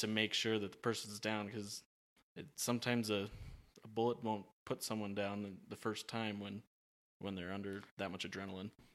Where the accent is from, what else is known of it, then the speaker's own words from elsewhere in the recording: Oregon, United States; I'm from Oregon